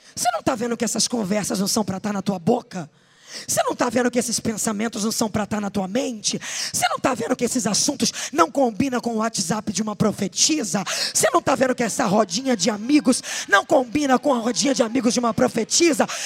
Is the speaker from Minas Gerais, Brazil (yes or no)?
no; Duque de Caxias, Rio de Janeiro, Brazil; Eu não sou carioca da Gema, eu sou da Clara, mas eu sou carioca também